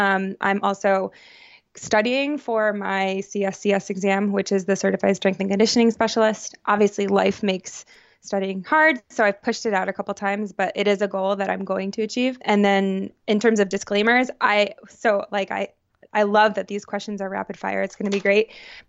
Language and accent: English; New York, United States; now in New Haven, United States; I grew up outside of Syracuse, New York, so I have a lot of central New York pride. But I currently reside right outside of New Haven, Connecticut.